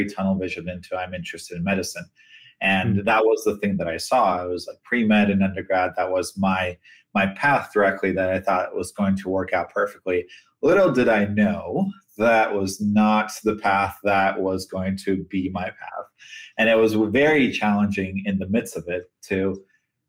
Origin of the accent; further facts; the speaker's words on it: Sacramento, California, United States; my parents moved from Ukraine in the early 1990s, and they planted themselves in Sacramento. And so I grew up in a community